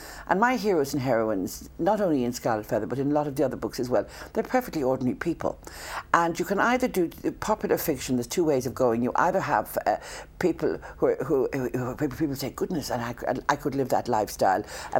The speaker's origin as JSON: {"language": "English", "country": "Ireland", "tie": "born or raised there", "said": "the lucky thing about being born Irish"}